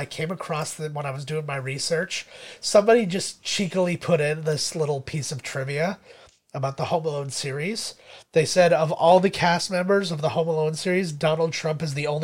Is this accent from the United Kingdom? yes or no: no; Canada; We're Canadian